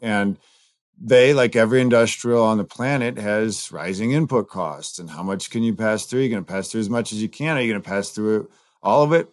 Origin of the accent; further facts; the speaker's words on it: Southern California, United States; now in Chicago, United States; I grew up in Southern California